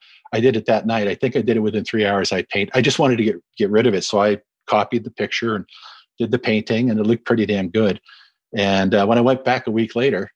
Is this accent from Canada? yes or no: yes; Winnipeg, Manitoba, Canada; I was born in Winnipeg